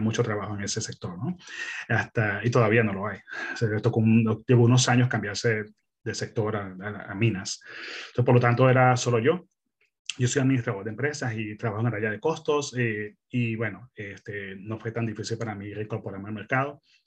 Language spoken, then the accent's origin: Spanish; Venezuela; moved away as an adult; also born or lived in Melbourne, Australia; now in Perth, Australia; yo soy originalmente de Venezuela. Eh, mi esposa y yo somos venezolanos, eh, llegamos a Australia hace quince años